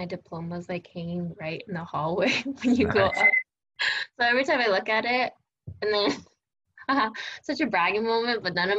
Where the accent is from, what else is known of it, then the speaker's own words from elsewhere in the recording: Laguna Hills, California, United States; Laguna Hills, California, baby.